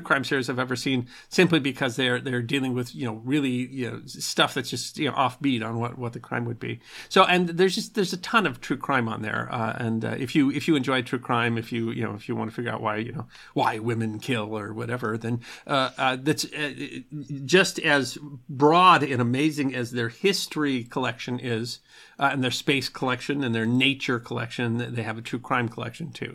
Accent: United States; I'm an American, I'm a Yank

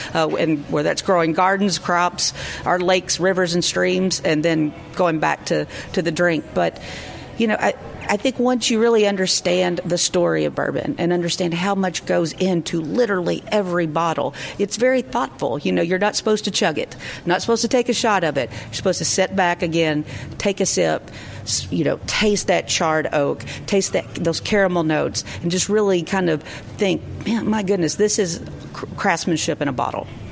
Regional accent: Kentucky, United States; that's my home state

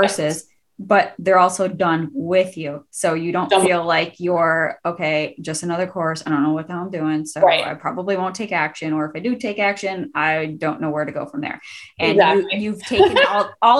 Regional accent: Buffalo, New York, United States; I grew up in Buffalo

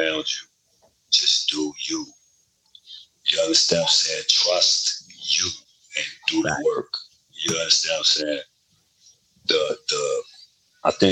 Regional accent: New York City, New York, United States; when I grew up in Brooklyn, you know, late 80s, early 90s

